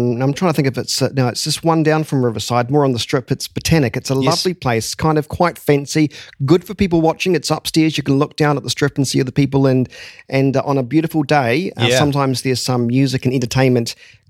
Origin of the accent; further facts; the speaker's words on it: Christchurch, Canterbury, New Zealand; And on this edition, we celebrate my hometown, my region, the mainland, Christchurch, Canterbury.